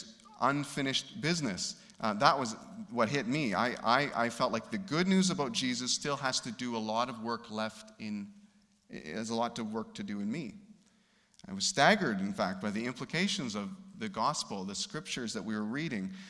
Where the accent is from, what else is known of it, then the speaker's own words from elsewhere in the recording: Canada; We grew up in Canada